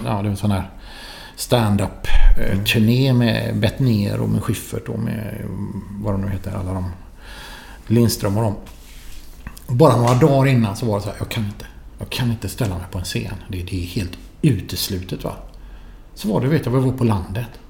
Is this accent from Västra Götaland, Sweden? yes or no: yes; Gothenburg, Västra Götaland, Sweden; also born or lived in Florence; jag var från Göteborg